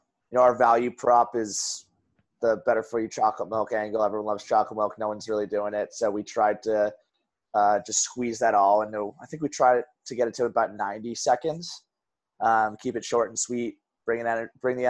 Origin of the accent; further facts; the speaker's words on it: Wellesley, Massachusetts, United States; also born or lived in Boston, Massachusetts; So I grew up in Wellesley